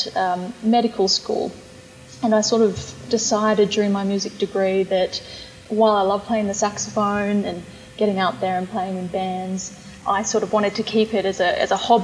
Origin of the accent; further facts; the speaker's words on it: Bathurst, New South Wales, Australia; I grew up in Bathurst